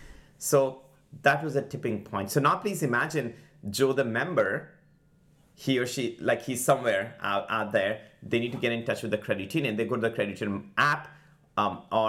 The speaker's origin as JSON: {"language": "English", "country": "India", "moved": "as an adult", "lives_now": "United States", "said": "I'm an immigrant from India."}